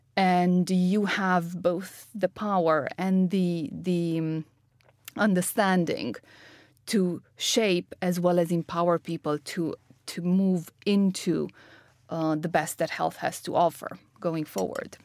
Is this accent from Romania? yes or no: yes; Romania; moved away; I'm originally from Romania, uh, was born to a father quantum physicist and a mother entrepreneur.